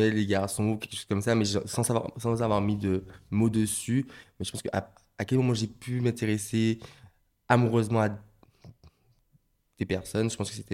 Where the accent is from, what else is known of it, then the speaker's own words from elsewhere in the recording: Martinique, France; born there; Oui, alors je suis né en Martinique euh, en 1998 avec euh, deux frères, un grand frère.